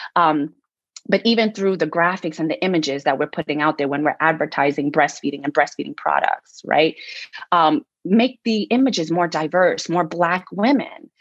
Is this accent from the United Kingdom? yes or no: no; New York, United States; I'm from New York.